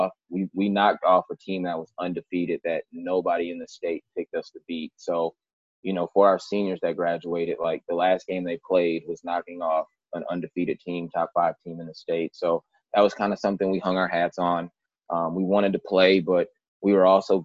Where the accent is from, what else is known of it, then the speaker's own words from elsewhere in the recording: Minneapolis, Minnesota, United States; also born or lived in Richfield, Minnesota; I am from Minneapolis. Went to high school at Holy Angels for a year, and then I transferred to Richfield, and that was where I graduated high school